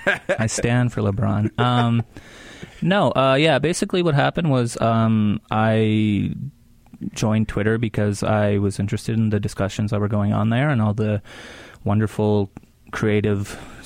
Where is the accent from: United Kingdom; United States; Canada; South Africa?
Canada; Swan River First Nation, northern Alberta; also born or lived in Vancouver, Canada; now in Winnipeg, Canada; I'm Cree, and I'm from Swan River First Nation, which is in Treaty 8 territory in northern Alberta.